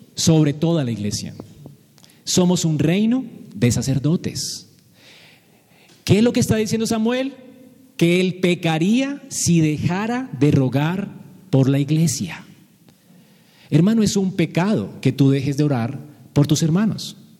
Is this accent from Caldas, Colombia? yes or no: no; Bogotá, Colombia; Como bogotanos